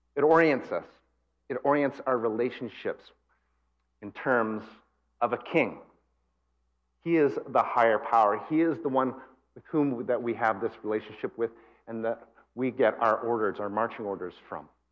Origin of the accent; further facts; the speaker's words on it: Calgary, Alberta, Canada; moved away; also born or lived in Japan / West Coast of Canada; I was born here, I was born in Calgary, so I'm actually a prairie boy. Although I've lived in other countries like Japan, I've lived on the West Coast